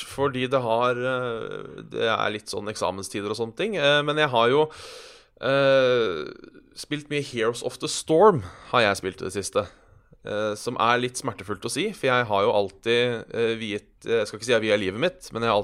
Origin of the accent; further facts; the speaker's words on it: Hønefoss, Buskerud, Norway; jeg er 28 år, kommer fra Oslo. Nei, jeg gjør ikke det heller. Jeg kommer fra Hønefoss.